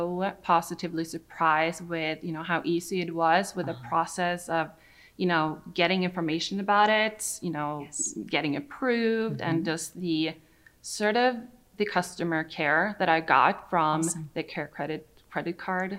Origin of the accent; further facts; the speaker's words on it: Sweden; now in United States; I'm from Sweden